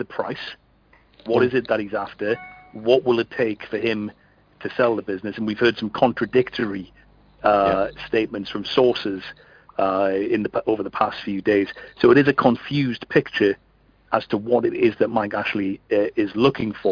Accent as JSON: {"language": "English", "town": "Newcastle upon Tyne", "region": "North East England", "country": "United Kingdom", "tie": "born or raised there", "said": "I am from Newcastle. I was born and raised in the city."}